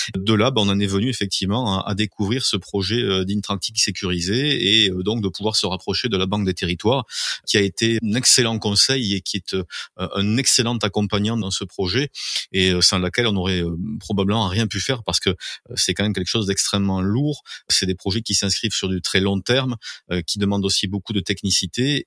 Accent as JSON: {"language": "French", "town": "Mazamet", "region": "Occitania", "country": "France", "tie": "born or raised there", "also_born_or_lived": "Toulouse", "said": "je suis Mazamétain de naissance. Hein. J'y ai euh, toujours vécu en dehors de la période où j'ai fait mes études à, Toulouse"}